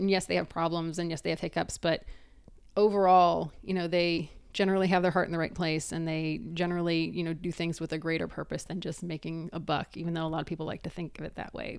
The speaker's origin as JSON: {"language": "English", "region": "East Coast", "country": "United States", "also_born_or_lived": "Northeast Ohio", "said": "I'm primarily from the East Coast"}